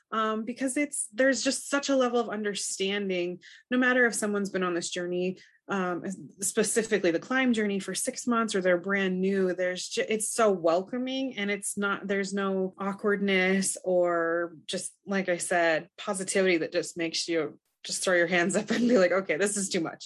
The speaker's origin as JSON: {"language": "English", "region": "Montana", "country": "United States", "said": "I'm from Montana"}